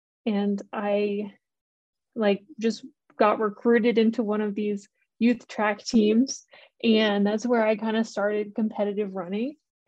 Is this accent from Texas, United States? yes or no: no; Hamilton, New York, United States; moved away as an adult; also born or lived in Buffalo, New York; now in Boulder, United States; I grew up in upstate New York, was born in Buffalo, and then grew up in a little town called Hamilton.